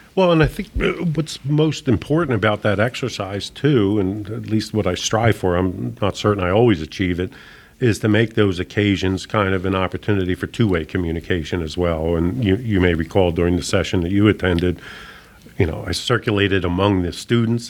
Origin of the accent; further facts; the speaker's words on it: Philadelphia, Pennsylvania, United States; moved away as an adult; also born or lived in Tulsa, Oklahoma; I was someone that was born and raised in Philadelphia, relocating to Tulsa, Oklahoma